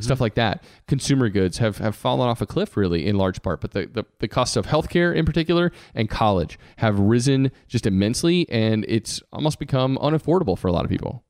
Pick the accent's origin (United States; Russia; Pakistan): United States; Georgia; I decided on purpose to come back to my home state